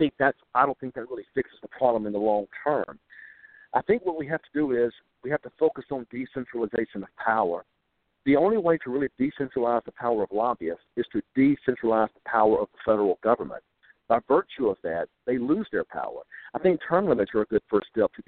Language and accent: English; Mississippi, United States; Like most Mississippians